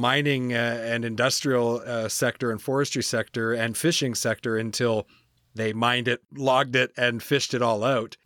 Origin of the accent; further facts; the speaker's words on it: New Brunswick, Canada; also born or lived in Campbellton / Moncton / Perth-Andover; Born and raised in Canada. Uh, I grew up in, in the Maritimes, so on the Atlantic coast.